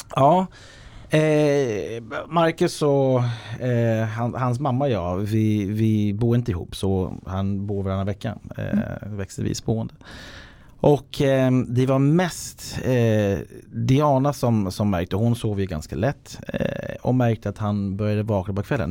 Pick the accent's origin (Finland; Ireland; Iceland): Ireland; Swedish is a second language; now in Sweden; Jag är uppvuxen på Irland